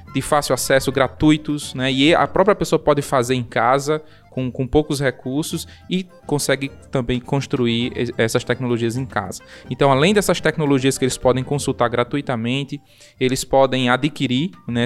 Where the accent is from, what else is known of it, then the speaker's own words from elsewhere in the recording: Serra do Mel, Rio Grande do Norte, Brazil; minha infância foi na Serra do Mel